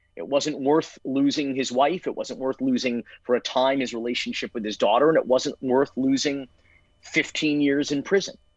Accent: Miami, Florida, United States; growing up in Miami

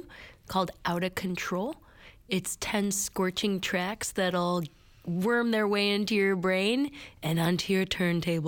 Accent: Chicago, Illinois, United States; We are brother and sister, and we are born and raised in the city of Chicago on the north side.

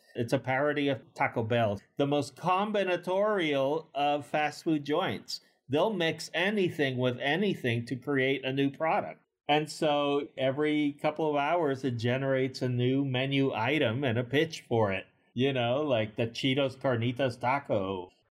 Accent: Puerto Rico; as a kid growing up in Puerto Rico in the eighties

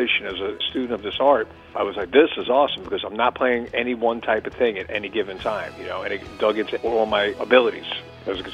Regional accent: Long Island, New York, United States; growing up on Long Island

